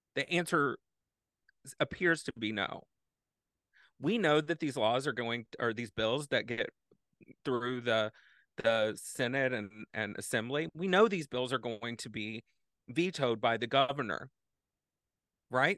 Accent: Texas, United States; now in Madison, United States; I grew up in Texas

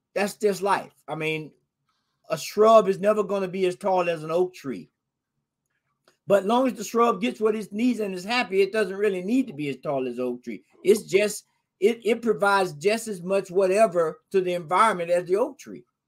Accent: Florida, United States; moved away; I'm from Florida originally

